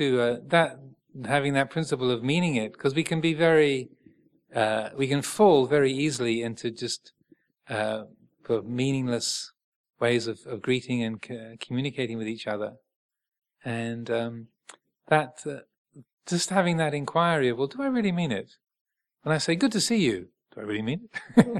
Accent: England, United Kingdom; And I know we're English, well, most of us. We're living in England, so we tend to sort of hide behind a veneer of everything's fine, and especially Southern English.

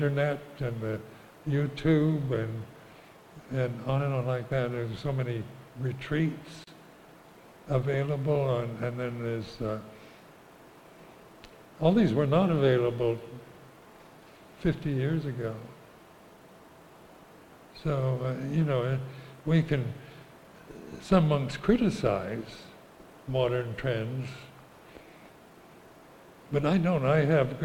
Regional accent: United States; moved away as an adult; also born or lived in Thailand; I was brought up as an American

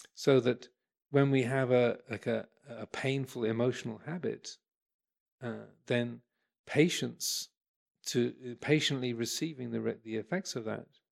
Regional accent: England, United Kingdom; I'm English. I'm a Buddhist monk

